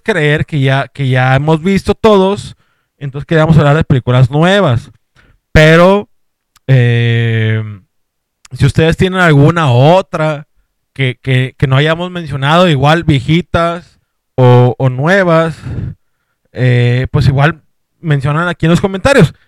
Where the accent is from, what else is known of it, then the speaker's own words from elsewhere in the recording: Monterrey, Nuevo León, Mexico; somos de Monterrey